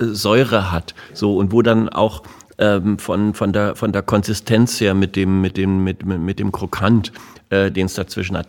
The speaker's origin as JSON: {"language": "German", "region": "Berlin", "country": "Germany", "said": "als Berliner Ferienkind"}